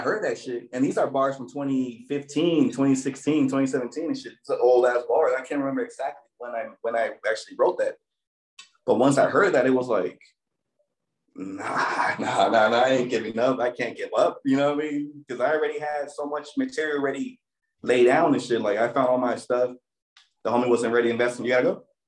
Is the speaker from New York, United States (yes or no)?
no; Torrance, California, United States; I'm from Eastside Torrance